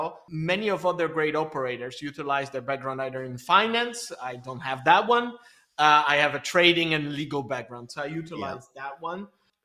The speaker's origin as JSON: {"language": "English", "country": "Belgium", "tie": "born or raised there", "also_born_or_lived": "Poland / Israel", "second_language": "English", "said": "I'm originally, so you can probably sense it from the accent, I'm Polish, but I grew up in Belgium and in Israel."}